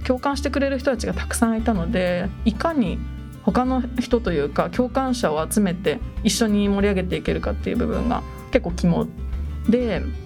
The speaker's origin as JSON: {"language": "Japanese", "town": "Oi", "region": "Kanagawa", "country": "Japan", "tie": "born or raised there", "said": "出身は神奈川県の大井町です"}